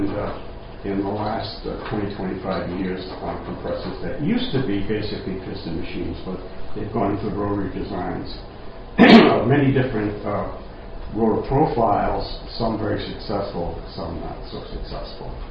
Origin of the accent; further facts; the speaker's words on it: Rhode Island, United States; I'm from Rhode Island, and I talk funny. so they tell me.